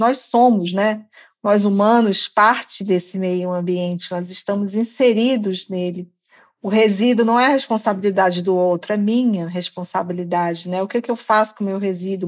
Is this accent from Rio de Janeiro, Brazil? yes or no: no; Pará, Brazil; moved away; also born or lived in Parauapebas; eu sou da Amazônia, sou do Pará, né? Enquanto morei é, na região de Carajás, é próximo